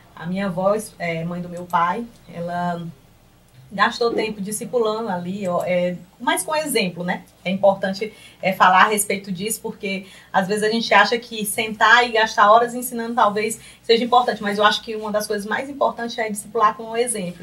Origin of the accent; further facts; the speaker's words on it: Piripiri, Piauí, Brazil; sou piripiriense, né? nasci e me criei na cidade de Piripiri.